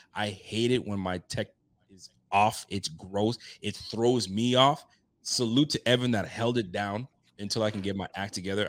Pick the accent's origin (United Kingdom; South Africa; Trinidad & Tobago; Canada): Canada; I'm from Canada